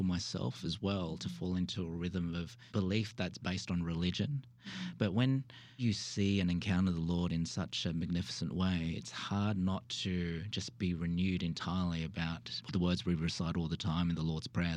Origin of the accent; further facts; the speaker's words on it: Sydney, New South Wales, Australia; moved away as an adult; also born or lived in Melbourne, Australia; now in Wilmore, United States; I actually hail from the true south, which is Australia, and was born and bred in Sydney